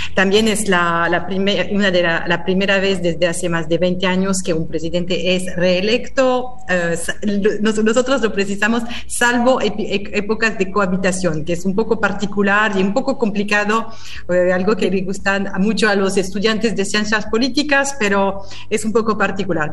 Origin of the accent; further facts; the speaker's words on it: France; Spanish is a second language; moved away as an adult; now in Argentina; yo soy francesa